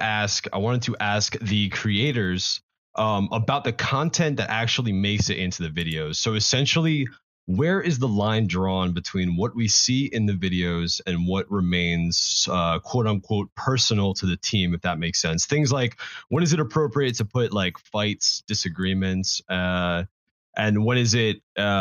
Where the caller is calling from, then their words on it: New Jersey, United States; I am calling from the College of New Jersey, which is obviously pretty much self-explanatory. It is a college in New Jersey.